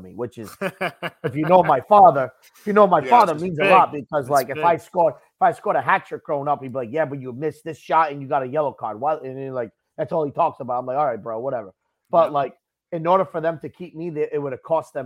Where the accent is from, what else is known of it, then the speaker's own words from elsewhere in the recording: United States; I'm from America. I'm English, but I'm from America. I'm not from England